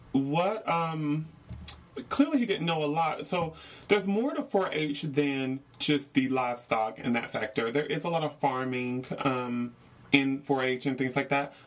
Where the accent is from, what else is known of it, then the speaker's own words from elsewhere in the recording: North Carolina, United States; moved away; I am from North Carolina